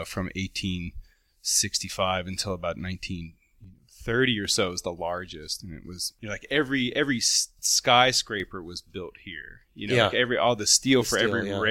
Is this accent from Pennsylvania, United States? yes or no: yes; Pittsburgh, Pennsylvania, United States; also born or lived in San Francisco